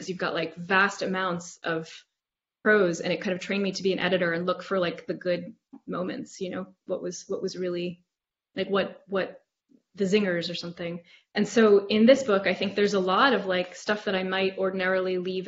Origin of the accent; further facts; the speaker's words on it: United States; I'm American